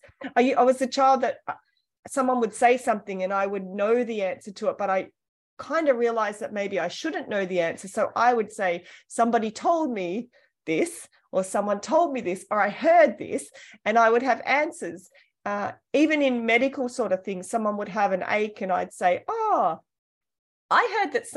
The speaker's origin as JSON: {"language": "English", "country": "Australia", "tie": "born or raised there", "said": "I was born in Australia. I'm from a large family."}